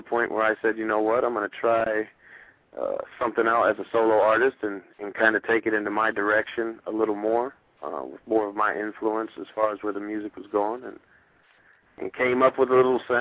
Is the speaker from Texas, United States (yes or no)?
no; Iowa, United States; moved away as an adult; also born or lived in Arizona / Los Angeles / Philadelphia; I grew up born and raised in Iowa.